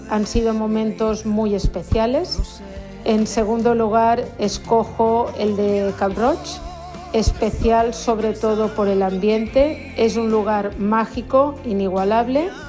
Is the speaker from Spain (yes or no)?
yes; Seville, Andalusia, Spain; de Sevilla.